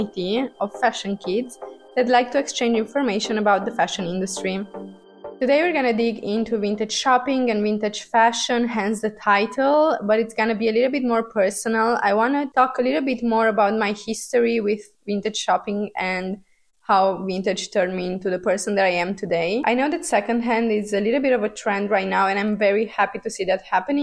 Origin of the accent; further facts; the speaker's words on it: Transylvania, Romania; moved away; I was born in Romania, and I was born in the post-communist era of Romania, which was kind of tough to grow up in.